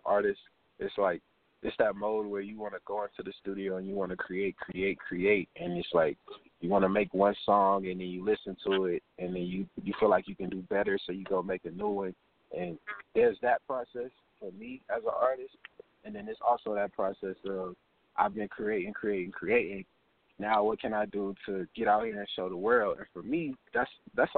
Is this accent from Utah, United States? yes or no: no; Columbia, South Carolina, United States; Columbia, South Carolina. Born and raised.